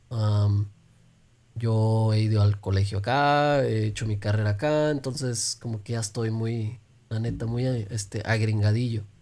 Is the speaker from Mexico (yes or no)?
yes; Mexico; now in United States; Em, y ahí es donde yo vivía desde que llegué de México.